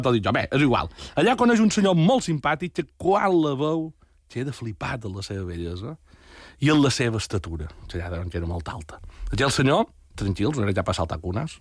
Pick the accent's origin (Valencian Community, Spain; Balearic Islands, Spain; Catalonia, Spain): Balearic Islands, Spain; Pollença; el meu poble